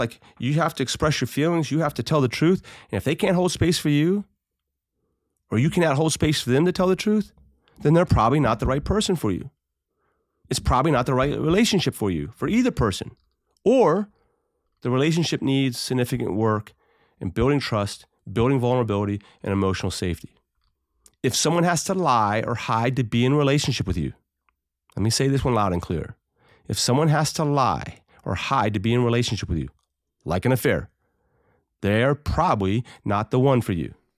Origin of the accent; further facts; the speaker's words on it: United States; as American citizens